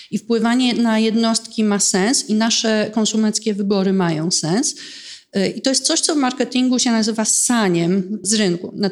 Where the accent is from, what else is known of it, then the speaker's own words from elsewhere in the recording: Warsaw, Masovian Voivodeship, Poland; I dlaczego ja, która pochodzę z Polski, mieszkam w Warszawie, nie mogę zrobić czegoś, co jest na skalę światową